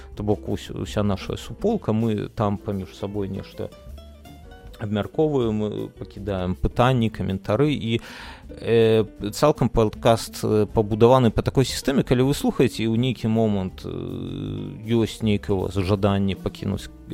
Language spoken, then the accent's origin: Belarusian; Belarus; мы беларусы